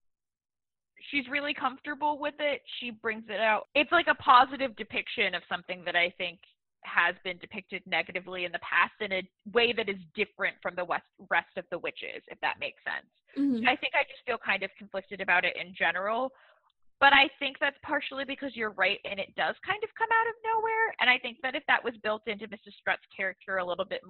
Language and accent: English; United States; culturally I'm an American